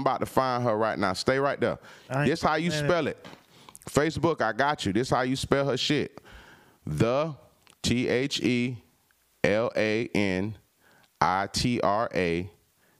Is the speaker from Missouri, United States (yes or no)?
no; California, United States; now in Atlanta, United States; I'm from Cali, so you know I've been around